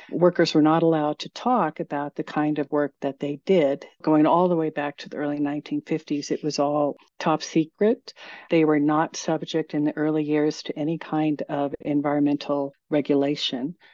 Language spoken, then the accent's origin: English; Arvada, Colorado, United States; I grew up in Arvada, not far from Stanley Lake.